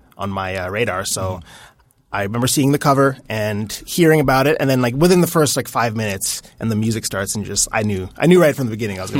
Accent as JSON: {"language": "English", "region": "Saskatchewan", "country": "Canada", "tie": "born or raised there", "also_born_or_lived": "Montreal", "moved": "yes", "said": "I grew up in Saskatchewan, but this was in Montreal."}